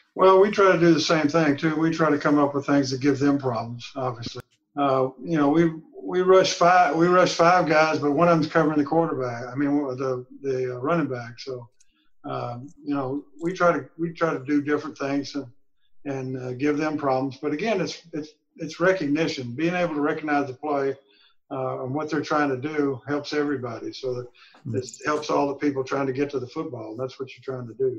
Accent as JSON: {"language": "English", "region": "Texas", "country": "United States", "said": "I'm from Texas"}